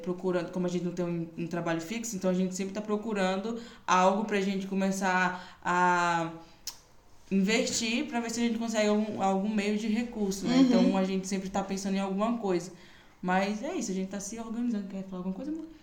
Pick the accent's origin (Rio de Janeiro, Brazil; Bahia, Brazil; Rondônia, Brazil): Bahia, Brazil; Salvador; tenho 24 anos, sou de Salvador, missionária integral